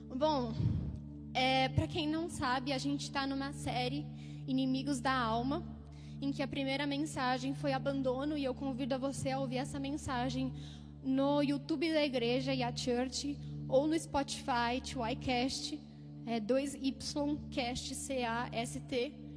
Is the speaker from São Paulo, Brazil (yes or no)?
yes; Jales, São Paulo, Brazil; moved away as an adult; now in São Paulo, Brazil; eu cresci é, em São Paulo até meus sete anos, depois eu mudei para o interior e fiquei lá até meus 18 anos